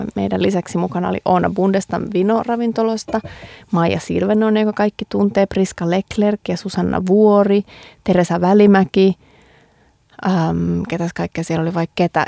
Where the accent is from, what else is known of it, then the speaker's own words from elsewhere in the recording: Vaasa, Ostrobothnia, Finland; kyllä me käytiin pienenä, siis Vaasassa